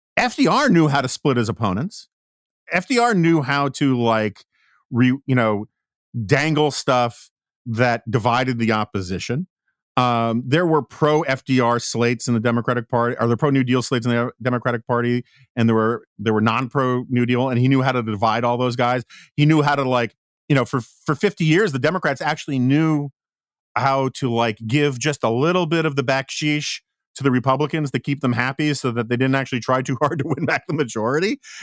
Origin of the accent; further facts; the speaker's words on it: New York, United States; as a New Yorker